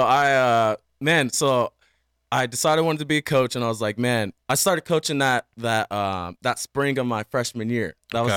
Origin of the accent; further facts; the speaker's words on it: Washington, United States; also born or lived in San Diego, California; now in Las Vegas, United States; I was born in San Diego, right? Like, and I, I lived there until basically the second grade. And then I moved to oh, Washington